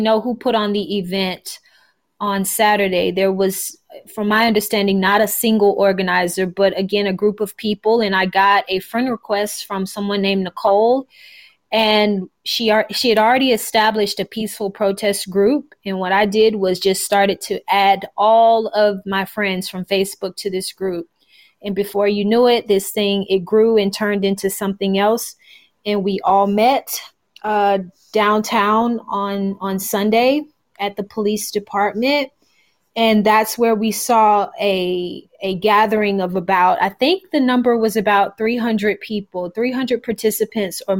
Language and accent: English; Fort Myers, Florida, United States; moved away as an adult; also born or lived in China; I was born and raised here in Fort Myers, Florida